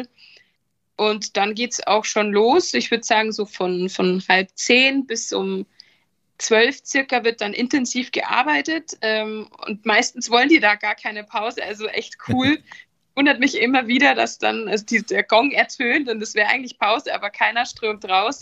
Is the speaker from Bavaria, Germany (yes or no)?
yes; Rosenheim, Bavaria, Germany; weil ich aus ähm, Südbayern komme, also südlich von München. Deswegen startete da auch die Reise genauer in Rosenheim, meinem Geburtsort, meiner Geburtsstadt